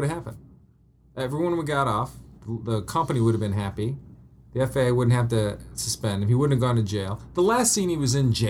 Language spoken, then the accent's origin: English; Denver, Colorado, United States; moved away as an adult; because I grew up in Denver